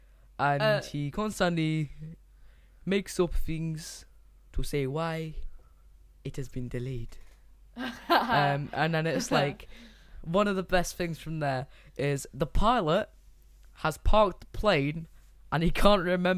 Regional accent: Nottingham, East Midlands, United Kingdom; Yeah, bro. I'm from Nottingham. I'm well hard.

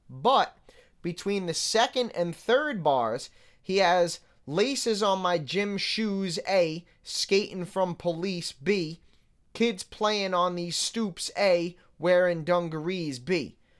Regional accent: New York City, New York, United States; moved away; I grew up in New York City

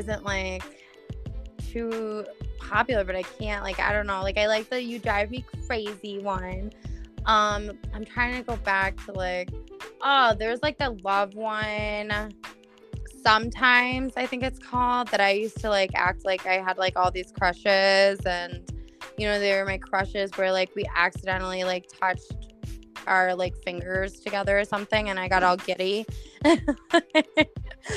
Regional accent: Buffalo, New York, United States; I'm from Buffalo

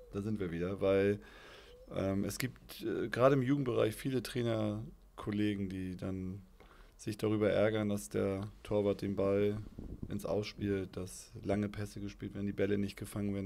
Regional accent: Altenholz, Schleswig-Holstein, Germany; Ich bin Aufschlager Jung. Bin groß geworden in Aufschlag.

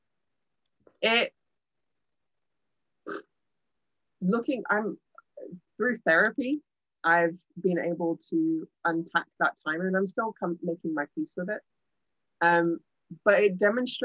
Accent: Birmingham, West Midlands, United Kingdom; moved away as an adult; also born or lived in Edinburgh, Scotland; But I've been born and raised in the UK, born and raised in Birmingham, England specifically. And then when I was 19, I moved to Edinburgh, Scotland, and I lived there for 15 years up until last year. And now I've moved back

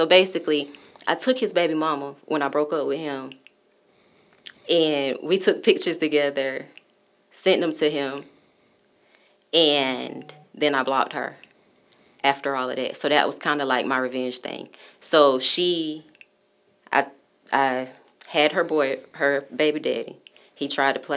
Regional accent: Bennettsville, South Carolina, United States; moved away; I'm from Bennettsville, South Carolina.

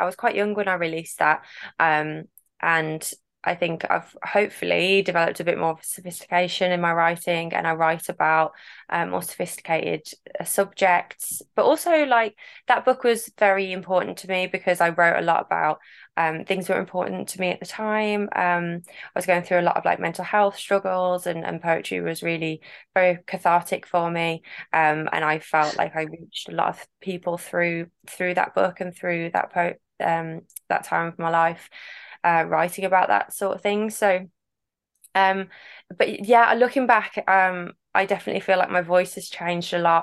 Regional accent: Cannock, West Midlands, United Kingdom; I'm from Staffordshire. Been born, bred, raised in Cannock

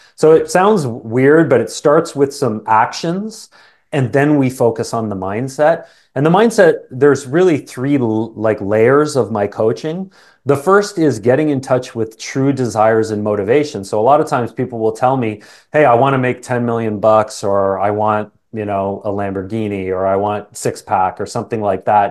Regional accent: Canada; accent: Canadian; also born or lived in England; I was born in England. My family, um, immigrated to Canada when I was just a young boy. Apparently, I had an accent for a little period of time, but that's long gone

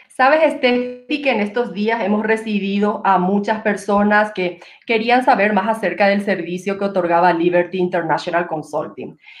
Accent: Paraguay; now in Quito, Ecuador; nosotros los paraguayos tenemos eh, una bebida típica

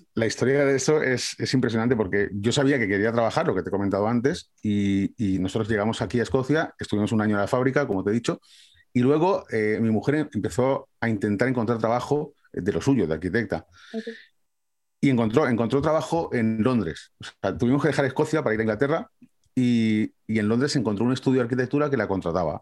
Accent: Valencia, Valencian Community, Spain; moved away as an adult; now in Scotland, United Kingdom; Yo soy de Valencia

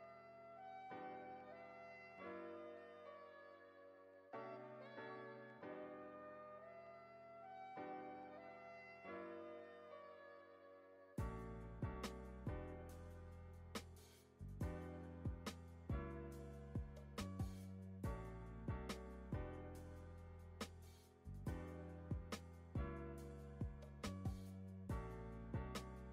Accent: United States; we're American

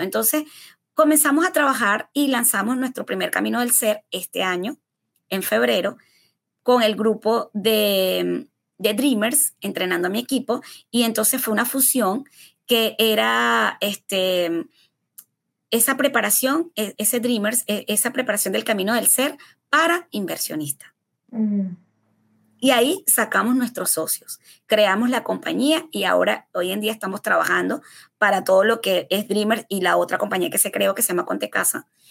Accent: Venezuela; moved away as an adult; now in United States

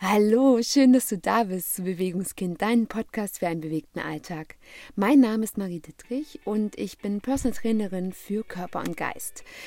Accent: Germany; hier bei uns in Europa oder beziehungsweise ganz speziell in Deutschland

